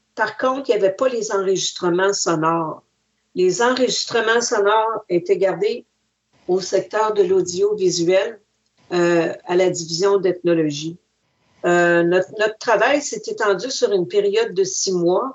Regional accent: Wendake, Quebec, Canada; also born or lived in Montreal; je suis pas née à Wendake, je suis née à Montréal.

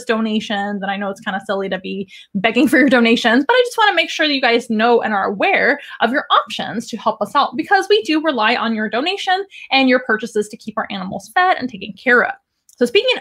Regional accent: San Antonio, Texas, United States; in San Antonio, which is my hometown.

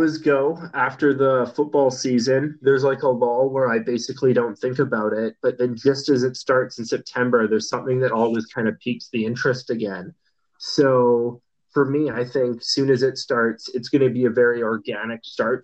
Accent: Campbell River, British Columbia, Canada; also born or lived in Calgary, Alberta; Calgary was where I was born, but I came to Campbell when I was like two.

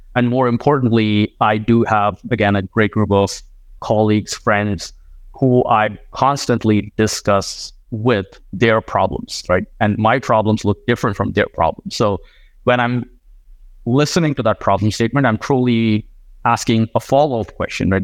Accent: India; moved away as an adult; also born or lived in Iowa; I grew up in India

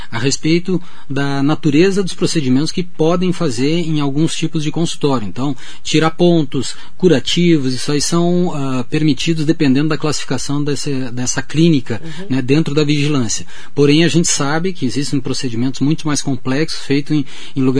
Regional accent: Porto Alegre, Rio Grande do Sul, Brazil; moved away as an adult; now in São Paulo, Brazil; uh, eu nasci no Rio Grande do Sul, Porto Alegre

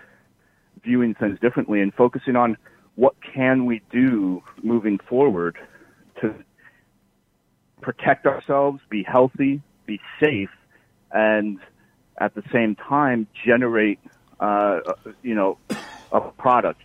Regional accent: New York City, New York, United States; born or raised there

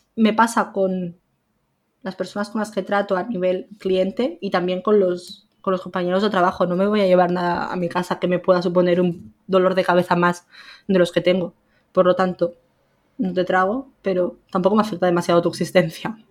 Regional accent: a village in Lleida, Catalonia, Spain; moved away as an adult; now in Barcelona, Spain; yo me vine de, de Lleida, a, bueno, de un pueblo de Lleida a vivir a Barcelona. Y claro, tengo a mi familia al final y a mis amigos toda la vida en un pueblo

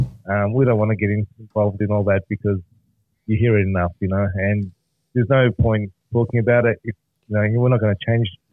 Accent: Melbourne, Victoria, Australia; also born or lived in Lebanon; We're both from Melbourne. We've been born and bred in Melbourne

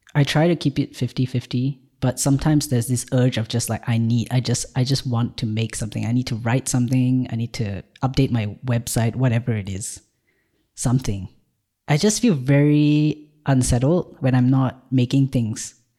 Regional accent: Malaysia; moved away as an adult; now in Ireland; I've just moved to Ireland from Malaysia, where I was born

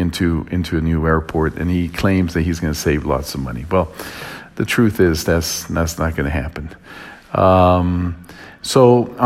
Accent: United States; now in Mexico; especially me as an American living in Mexico and working in Mexico.

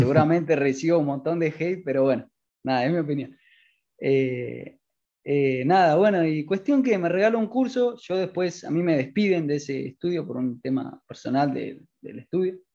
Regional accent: Argentina; tengo 20 años, soy de Argentina

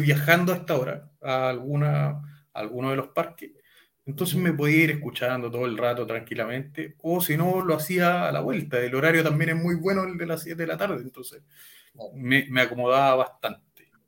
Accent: Talca, Maule, Chile; soy de la comuna de Talca, hermosa ciudad. nacido, criado, jamás me he ido

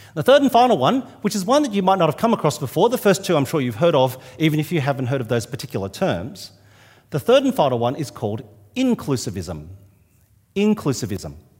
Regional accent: New South Wales, Australia; now in Adelaide, Australia; I'm from New South Wales

